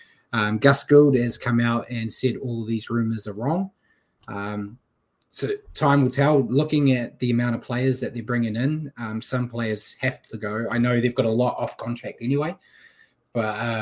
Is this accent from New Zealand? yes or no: yes; New Zealand; as a Kiwi.